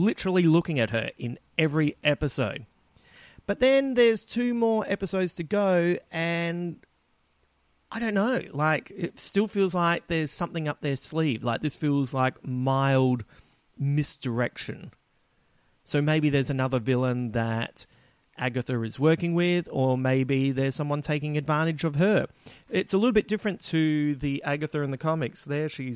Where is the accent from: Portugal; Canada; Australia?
Australia; Adelaide, South Australia; moved away; flying home to Adelaide, as you know, my hometown